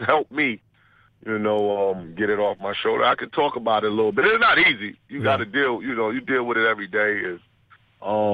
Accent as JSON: {"language": "English", "region": "New York", "country": "United States", "tie": "born or raised there", "said": "growing up in New York, dysfunctional home."}